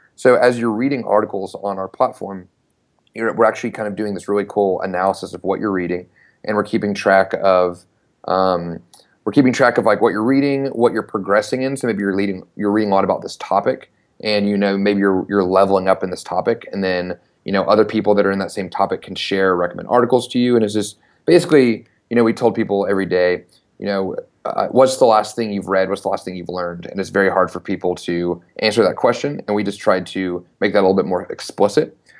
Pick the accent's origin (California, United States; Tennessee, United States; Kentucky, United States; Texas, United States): Tennessee, United States; Knoxville; I'm from Knoxville, Tennessee, uh, born and raised, and ended up going to the University of Tennessee. So basically went to s, went to college in my hometown